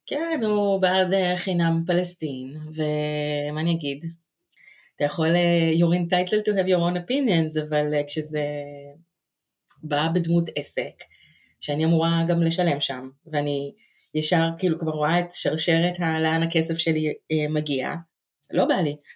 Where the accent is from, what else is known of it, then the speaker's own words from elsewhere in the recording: Israel; moved away as an adult; also born or lived in New York, United States; now in Jersey City, United States; אני אה, מתגוררת עכשיו בג'רזי סיטי, גרתי גם בניו יורק, מאוד קרובה לכאן. אני ישראלית שמתגוררת כאן, וזו אה, גם הזהות שלי.